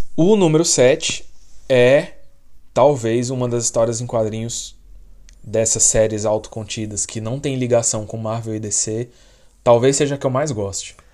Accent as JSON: {"language": "Portuguese", "country": "Brazil", "moved": "yes", "said": "sou do Brasil"}